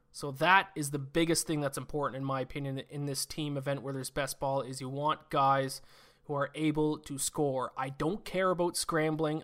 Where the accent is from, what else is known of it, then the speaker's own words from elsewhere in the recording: Canada; I, I'm Canadian. I, I live in Canada